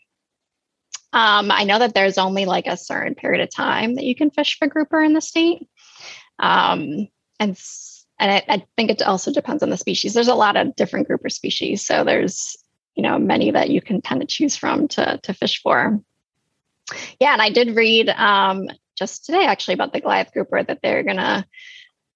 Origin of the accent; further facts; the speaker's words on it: New England, United States; moved away; I'm from New England originally.